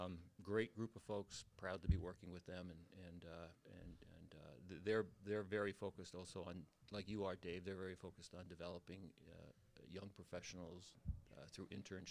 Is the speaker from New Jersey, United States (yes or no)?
yes; New Jersey, United States; moved away as an adult; now in New Hampshire, United States; I was raised in New Jersey, and I went to Rutgers College of Engineering